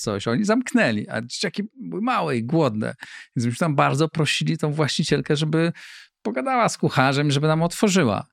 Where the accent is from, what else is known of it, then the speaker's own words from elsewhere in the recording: Greater Poland, Poland; moved away as an adult; also born or lived in Warsaw; ja pochodzę z Wielkopolski, z małego miasteczka